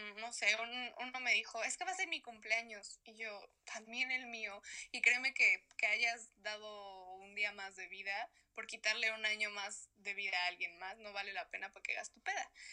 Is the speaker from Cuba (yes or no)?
no; Mexico; moved away as an adult; now in Madrid, Spain